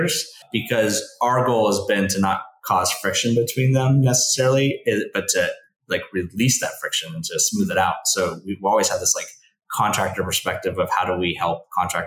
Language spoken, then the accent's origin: English; Valencia, California, United States; moved away as an adult; also born or lived in Oxford; I grew up here too, as well, but I grew up in Valencia